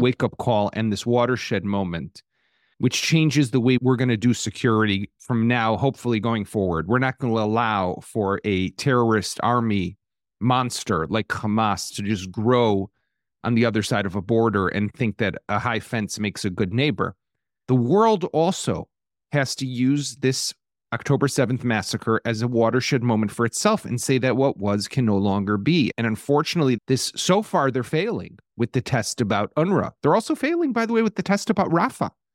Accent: Chicago, Illinois, United States; now in Israel; I'm from Chicago

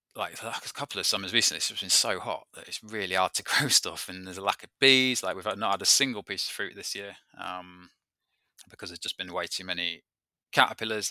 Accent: Peak District, East Midlands, United Kingdom; moved away; I come from the Peak District, so I've always, uh, lived, though, I, I've lived and grown up in an outdoor activity centre

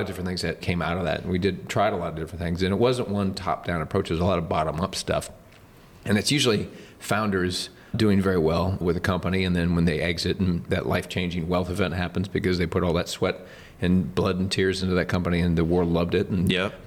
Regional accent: Nebraska, United States; also born or lived in Lincoln, Nebraska; I was born and raised here in Nebraska.

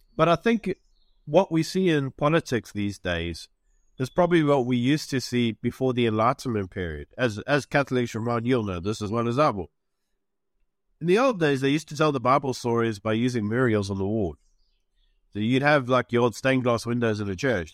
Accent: South Africa; moved away as an adult; also born or lived in United Kingdom; I'm South African, but, you know, I was in the U K for a while

